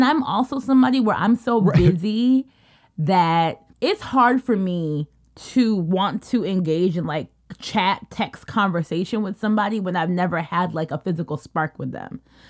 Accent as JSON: {"language": "English", "country": "United States", "tie": "born or raised there", "said": "we're like the small fraction of us who were actually American born. And I think for me, growing up as a Kenyan American"}